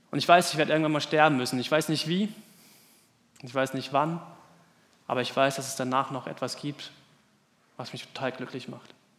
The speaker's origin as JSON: {"language": "German", "country": "Germany", "said": "in unserem Land"}